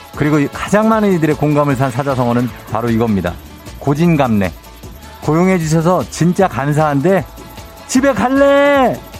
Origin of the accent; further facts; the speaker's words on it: Busan, South Korea; 전 부산 사람이라